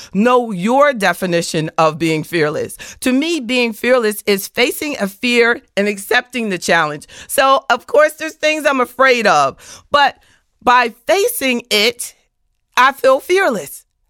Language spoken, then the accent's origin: English; the South, United States; I, I'm from the South.